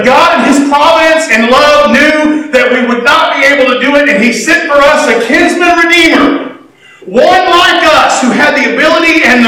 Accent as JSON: {"language": "English", "country": "United States", "said": "I'm American"}